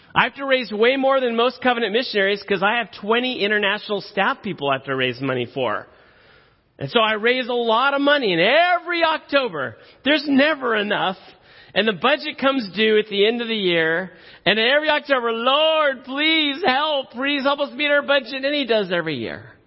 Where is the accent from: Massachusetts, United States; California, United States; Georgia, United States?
California, United States; Silicon Valley; I grew up in the Silicon Valley. I grew up uh, down the street from Apple.